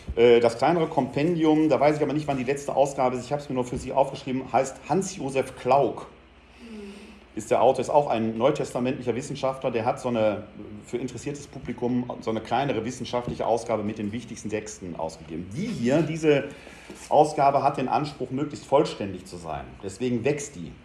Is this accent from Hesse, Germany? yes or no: no; Essen, North Rhine-Westphalia, Germany; ich bin in Altendorf groß geworden, wo die Krupp-Fabriken standen